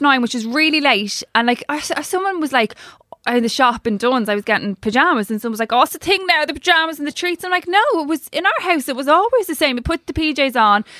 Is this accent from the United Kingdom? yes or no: no; Ireland; I actually love being Irish